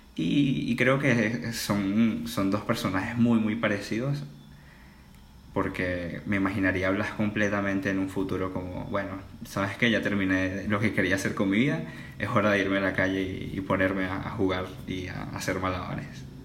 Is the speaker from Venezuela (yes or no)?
yes; Venezuela; moved away; also born or lived in China; soy venezolano y tengo 20 años.